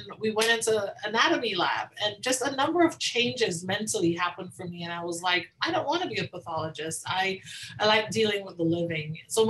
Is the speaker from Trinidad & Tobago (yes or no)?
yes; Tobago, Trinidad & Tobago; moved away; I grew up in the Caribbean. So I grew up in the small island of Tobago